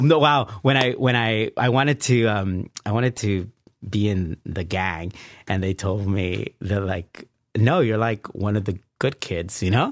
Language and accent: English; Bell Gardens, California, United States; also born or lived in Pico Union, Los Angeles; I grew up in Bell Gardens